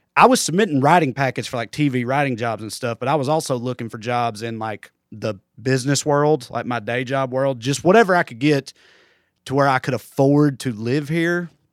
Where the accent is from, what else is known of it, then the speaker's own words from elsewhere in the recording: Celina, Tennessee, United States; accent: Southern redneck; moved away as an adult; now in Los Angeles, United States; hit Salina, Tennessee, where I grew up.